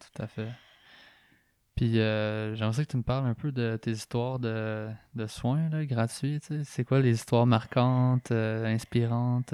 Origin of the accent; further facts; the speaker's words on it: Drummondville, Quebec, Canada; moved away; also born or lived in Montreal; je viens de Drummondville